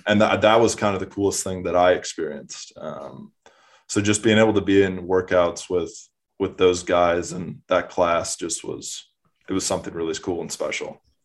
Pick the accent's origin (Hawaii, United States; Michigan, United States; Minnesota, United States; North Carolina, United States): Minnesota, United States; Minneapolis; now in Austin, United States; I'm originally from Minneapolis, Minnesota